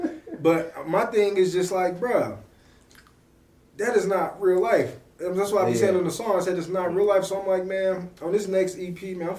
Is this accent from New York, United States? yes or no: no; Oakland, California, United States; I had family in West Oakland, so mm-hmm. I was in West Oakland. But, I mean, predominantly me growing up, I grew up in East Oakland. Yep. You know, I played Boys and Girls Club on 85th.